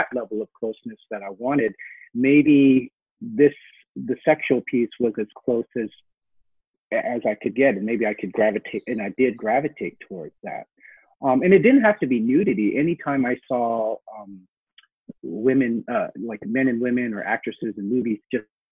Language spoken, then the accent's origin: English; Seattle, Washington, United States; also born or lived in Hong Kong; Our parents moved us to a very urban area of South Seattle